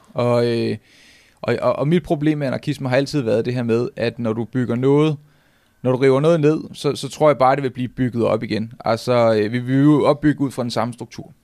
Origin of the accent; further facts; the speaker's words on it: Nivå, Capital Region of Denmark, Denmark; jeg kommer fra Niveau, og jeg er øh, 12 år